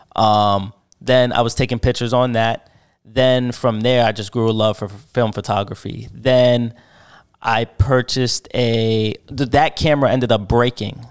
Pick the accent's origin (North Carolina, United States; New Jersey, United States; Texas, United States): New Jersey, United States; Paterson; also born or lived in Sayreville, New Jersey; I was born in Patterson, New Jersey